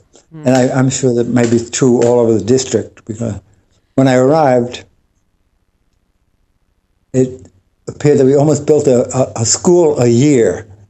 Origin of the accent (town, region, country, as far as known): Yonkers, New York, United States; born or raised there